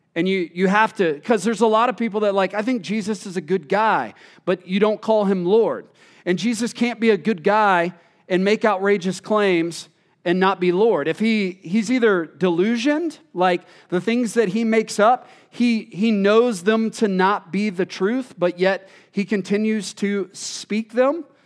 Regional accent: Texas, United States; moved away; I'm originally from Texas

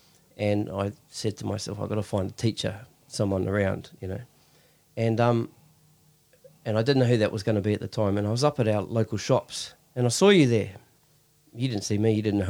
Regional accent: New Zealand; So did my research, found out who you guys were, because I came from New Zealand.

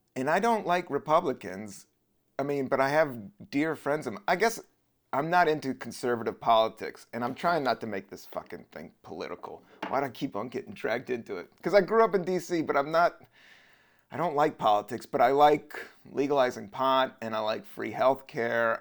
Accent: Virginia, United States; moved away as an adult; also born or lived in Washington, D.C. / San Francisco; now in New York, United States; I was born in D C, but raised most of my life in Virginia

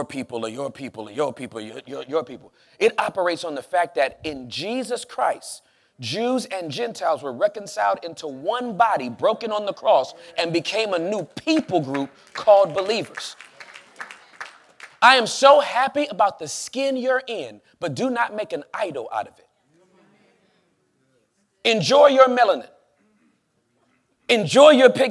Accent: Southern California, United States; moved away; I am from Southern California

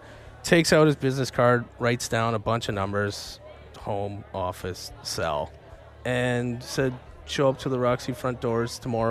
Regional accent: Lucan, Ontario, Canada; moved away as an adult; now in Vancouver, Canada; I come from a very small town in Ontario called Lucan, Ontario.

